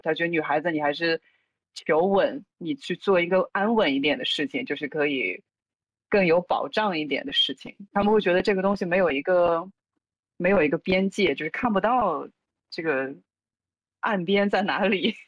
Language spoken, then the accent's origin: Chinese; Urumqi, Xinjiang, China; moved away; 所以小的时候在新疆长大